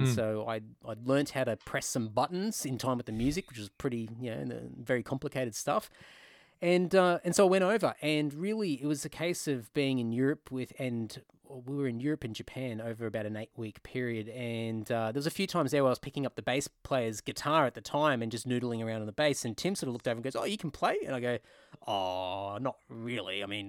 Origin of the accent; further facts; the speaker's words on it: Queensland, Australia; Well, so I was living in Brisbane, so I grew up in Queensland.